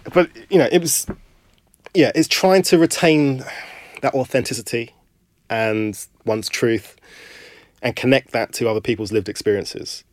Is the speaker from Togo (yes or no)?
no; London, United Kingdom; I was born in Camberwell